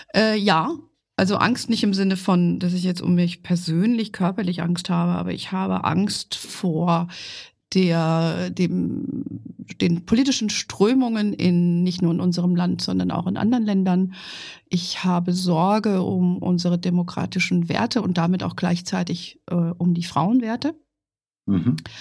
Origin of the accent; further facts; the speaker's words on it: Fulda, Hesse, Germany; moved away; ich komme ja aus ursprünglich aus Fulda